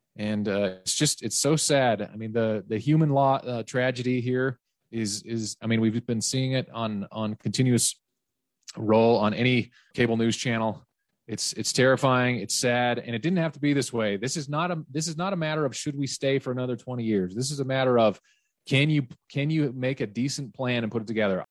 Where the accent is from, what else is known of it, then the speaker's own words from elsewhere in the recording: West Valley City, Utah, United States; where I grew up in West Valley City, obviously, is a very different place demographically